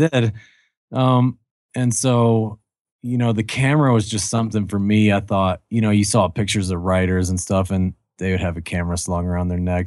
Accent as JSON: {"language": "English", "region": "Kentucky", "country": "United States", "tie": "born or raised there", "said": "I grew up in Kentucky"}